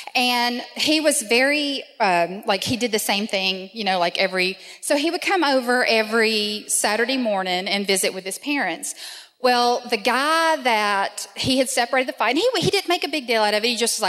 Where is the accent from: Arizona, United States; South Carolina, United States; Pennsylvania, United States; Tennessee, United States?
Tennessee, United States; Nashville; Actually, here in Nashville.